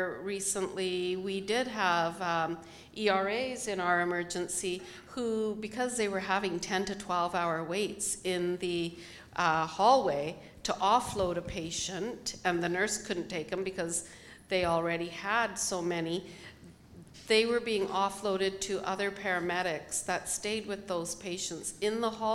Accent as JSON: {"language": "English", "country": "Canada", "said": "We're Canadian"}